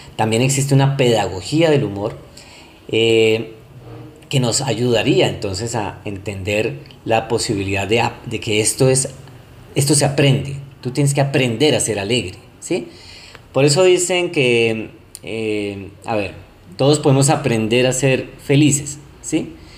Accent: Colombia; acá en Colombia, soy colombiano

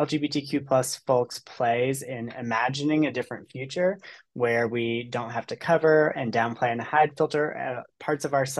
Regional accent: Chattanooga, Tennessee, United States; moved away; So I originally am from the Chattanooga, Tennessee area. I grew up on Lookout Mountain.

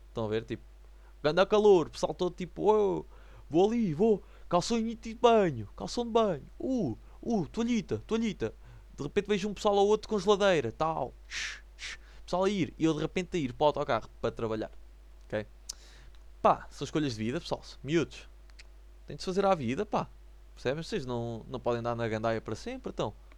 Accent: the North, the north of Portugal, Portugal; sou do Norte

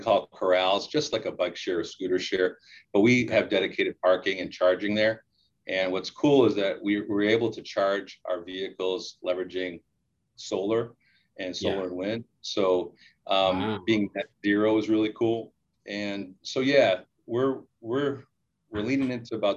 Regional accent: Hamtramck, Michigan, United States; I grew up in Hamtramck, which is where the Cadillac plant is

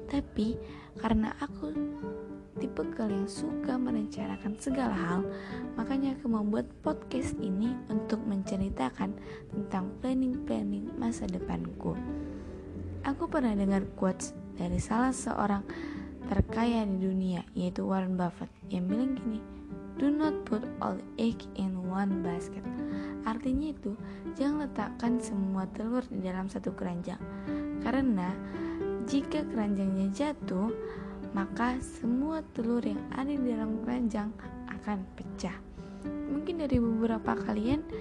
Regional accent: Medan, North Sumatra, Indonesia; Asalku dari Medan, Sumatera Utara.

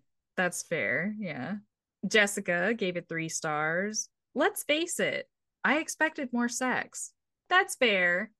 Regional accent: United States; I'm American

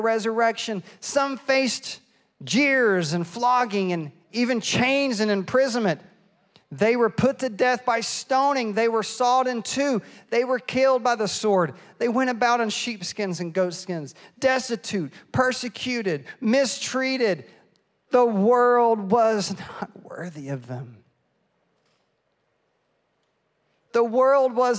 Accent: East Tennessee, United States; now in Fredericksburg, United States; I am from East Tennessee

